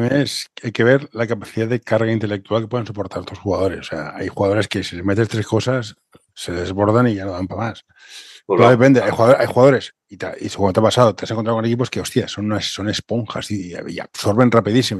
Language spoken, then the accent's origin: Spanish; Barcelona, Catalonia, Spain; tú y yo somos del municipio de Barcelona